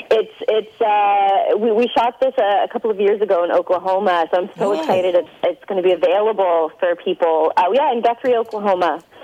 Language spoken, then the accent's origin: English; Toronto, Ontario, Canada; Uh, Toronto, Canada.